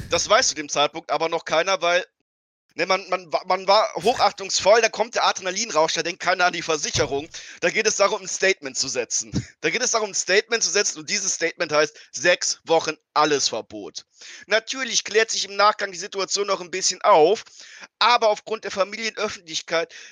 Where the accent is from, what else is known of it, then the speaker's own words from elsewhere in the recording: Eifel, Germany; Ich, ich komme aus der Eifel, da gibt es gewisse Überschneidungen der Lebensart.